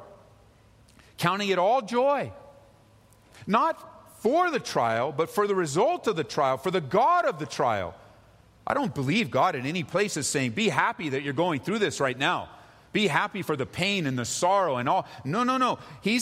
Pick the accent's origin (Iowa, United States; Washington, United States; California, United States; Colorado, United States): California, United States; growing up in California